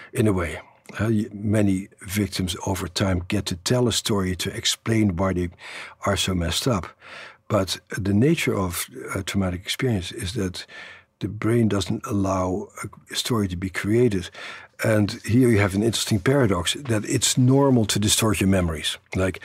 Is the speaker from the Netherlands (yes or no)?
yes; Netherlands; born or raised there; moved away